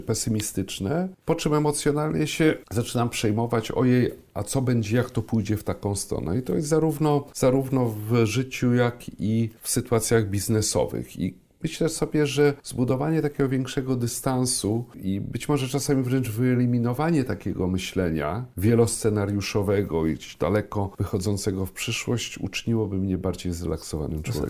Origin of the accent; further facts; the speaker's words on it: Słupsk, Pomeranian Voivodeship, Poland; moved away as an adult; also born or lived in Szczecinek / Gdańsk; now in Warsaw, Poland; Ja urodziłem się w Szczecinku. Jak e, skończyłem pierwszą klasę, przenieśliśmy się do Słupska.